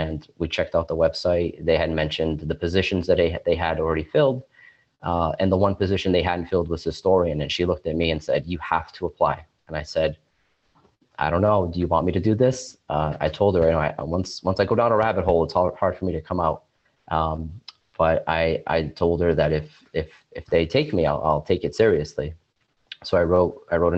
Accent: Fall River, Massachusetts, United States; now in Somerset, United States; I was born and raised in Fall River. I now live in Somerset, which is across the river from Fall River

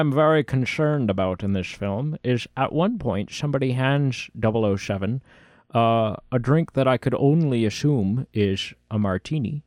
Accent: Canada; accent: Canadian; my Canadian accent

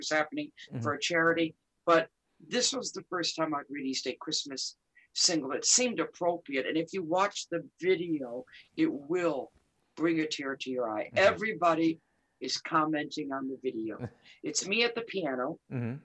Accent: Detroit, Michigan, United States; I was born and raised in Detroit

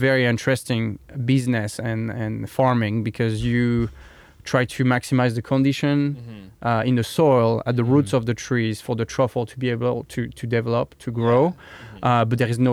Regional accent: Lozère, Occitania, France; accent: southern French; English is a second language; moved away as an adult; I grew up in France

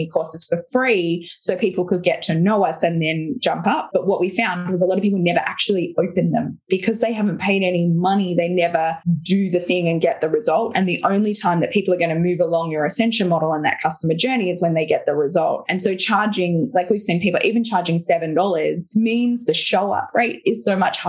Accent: Australia; I'm Australian

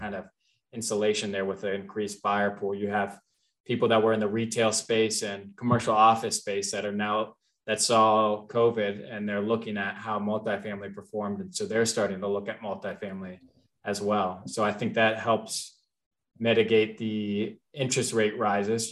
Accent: Cincinnati, Ohio, United States; also born or lived in Kentucky; I was born in Cincinnati, raised there, went to University of Kentucky

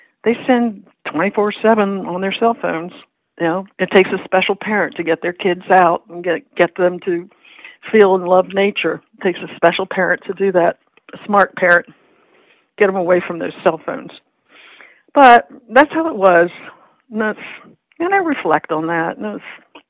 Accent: Whitehall, Maryland, United States; moved away as an adult; now in Washington, United States; the town where I grew up, Whitehall, Parkton

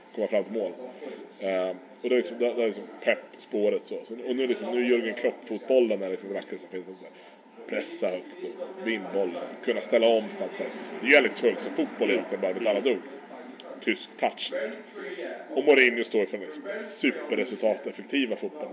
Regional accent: Sweden; som svensk

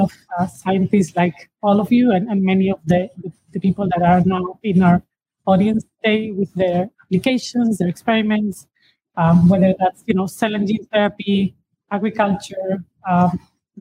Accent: Spain; English is a second language; moved away as an adult; also born or lived in United Kingdom; now in United States; I'm originally from Spain

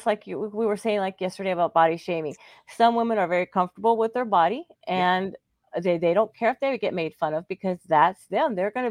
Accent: Texas, United States; Yeah, I'm originally from Texas, and it can get cold like that, yes.

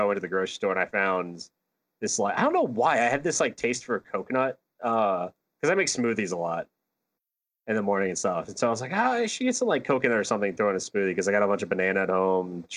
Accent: Virginia, United States; I'm from Virginia

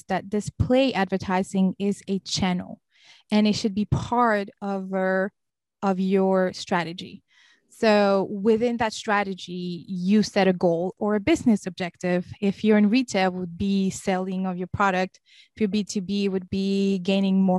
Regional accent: Senegal; also born or lived in Cape Verde / Lebanon; now in Raleigh, United States; I was born and raised in Senegal, which is in West Africa.

